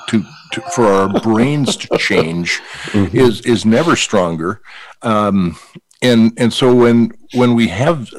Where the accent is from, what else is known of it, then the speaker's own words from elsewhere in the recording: Valley City, North Dakota, United States; Growing up in North Dakota